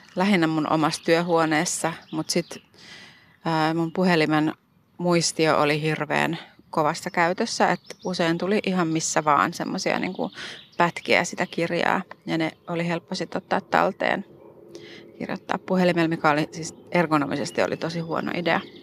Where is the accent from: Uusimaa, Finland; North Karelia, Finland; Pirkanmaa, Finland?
Uusimaa, Finland; Helsinki; born or raised there